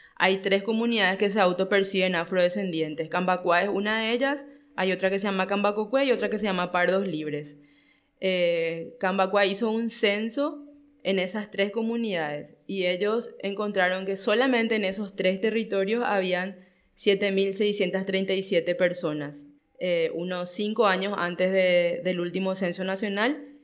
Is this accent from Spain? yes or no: no; Paraguay; yo siempre fui extranjerizada a mi propio país, ¿verdad? Siempre, hasta hoy, yo tengo que justificar por poco con mi DNI o mi cédula de identidad que realmente soy paraguaya